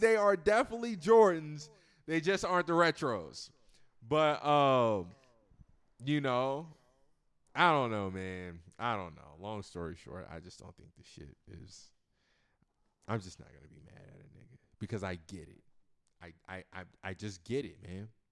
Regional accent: Virginia, United States; I'm from Virginia.

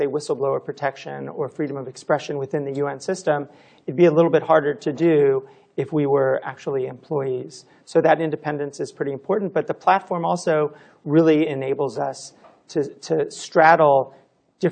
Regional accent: California, United States; I'm from California, so we don't have weather

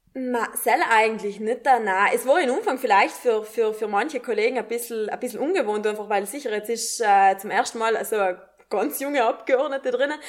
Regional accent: South Tyrol, Trentino-Alto Adige, Italy; als Südtirolerin

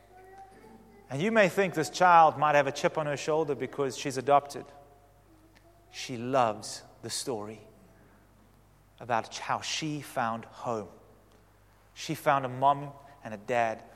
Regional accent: Western Cape, South Africa; we're all from the Cape

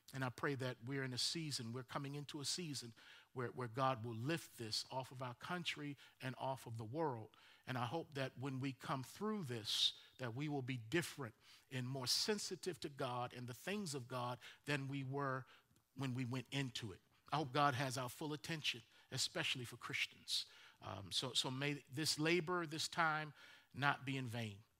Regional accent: Baltimore, Maryland, United States; I'm from Baltimore

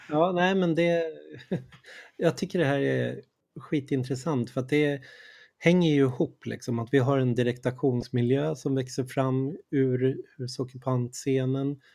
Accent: Sweden; jag är från Sverige, jag håller på med Infobokhandelns tidskrift i Stockholm

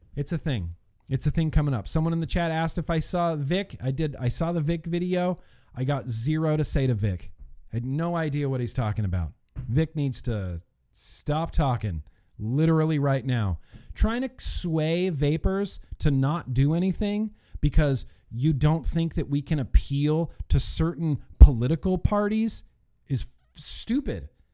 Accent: United States

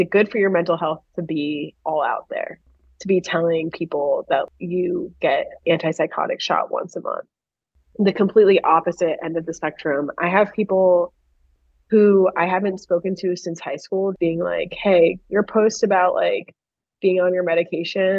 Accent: Miami, Florida, United States; I grew up in Miami

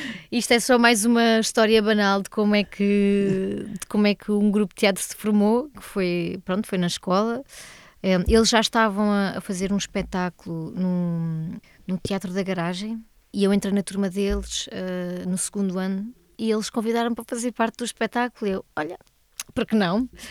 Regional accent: Alentejo, Portugal; eu sou do Alentejo

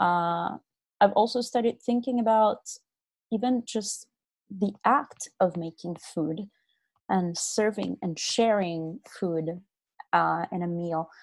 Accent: Brazil; I'm from Brazil

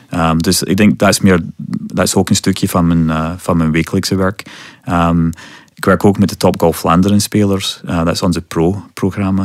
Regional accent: Scotland, United Kingdom; Dutch is a second language; moved away as an adult; now in West Flanders, Belgium; ik kom oorspronkelijk uit Scotland

